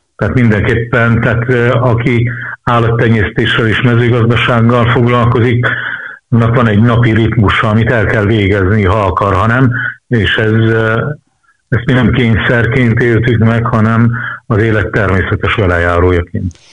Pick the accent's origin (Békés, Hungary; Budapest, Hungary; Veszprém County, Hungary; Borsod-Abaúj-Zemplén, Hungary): Borsod-Abaúj-Zemplén, Hungary; Mocsolyás, near Bükkábrány; ahol nevelkedtem, a Mocsolyáson, a Büklávánál, nálunk volt iskola